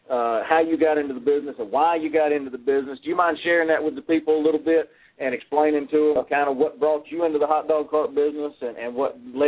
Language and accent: English; Lexington, North Carolina, United States; He actually lives in my hometown.